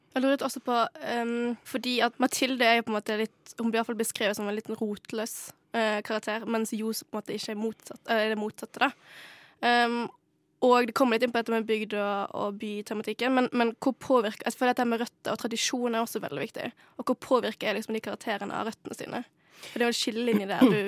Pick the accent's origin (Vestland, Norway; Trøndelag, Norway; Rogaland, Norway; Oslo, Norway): Vestland, Norway; Modalen; moved away; Jeg kommer fra Modalen. Det er Norges nest minste kommune